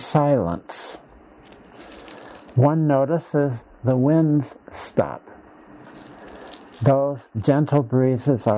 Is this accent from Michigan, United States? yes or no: no; Dysart, Iowa, United States; my hometown of Dysart, Iowa